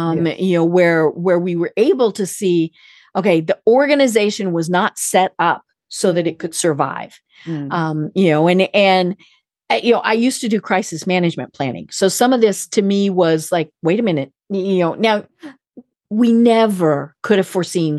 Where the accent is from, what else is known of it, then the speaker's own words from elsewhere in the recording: Colorado, United States; I'm from Colorado.